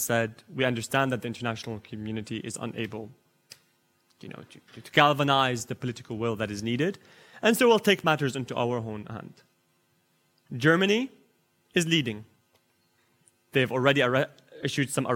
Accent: United Kingdom; me as a British lawyer

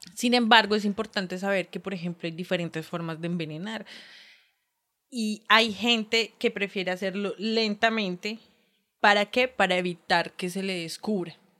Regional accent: Bogotá, Colombia; como rola representante del gremio rolístico

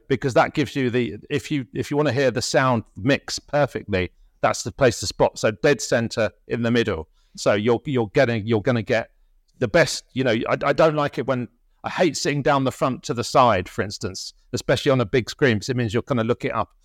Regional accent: Tunbridge Wells, Kent, South East England, United Kingdom; also born or lived in London; I was born in London and we moved there when my, when I was five years old, so it, it, it was in Kent

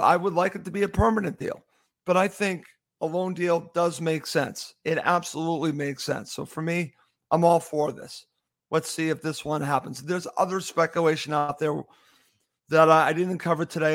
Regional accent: United States; I'm an American

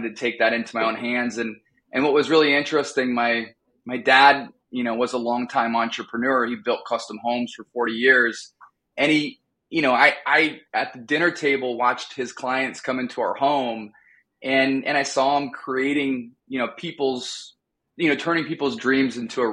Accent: Oregon, United States; moved away as an adult; also born or lived in Boston / San Diego / Chicago; now in Wisconsin, United States; born and raised in Oregon.

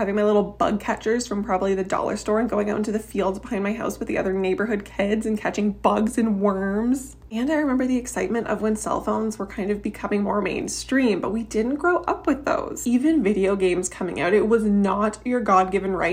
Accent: Canada; I am from Canada

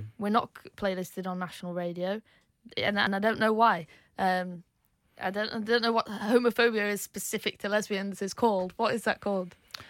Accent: East Midlands, United Kingdom; I think, like, it was Canal Street, because I grew up in Derbyshire, so we'd hop on the train and go out in Manchester.

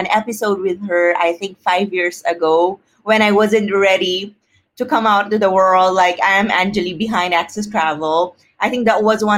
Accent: Philippines; growing up in the Philippines

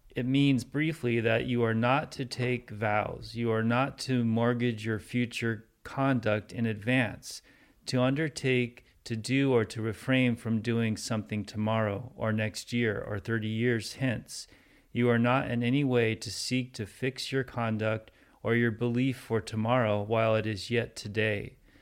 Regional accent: Santa Monica, California, United States; I was born in America. Like, third generation Santa Monica

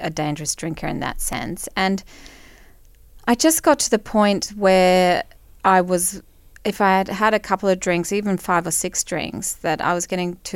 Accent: Brisbane, Queensland, Australia; I grew up in Brisbane.

